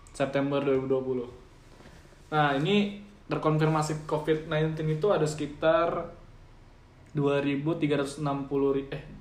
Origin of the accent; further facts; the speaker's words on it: East Kalimantan, Indonesia; ini sih di kampungku itu masih dikategorikan masih zona hijau eh di Kalimantan Timur ya sekarang sudah nomor 4 kan di Indonesia kan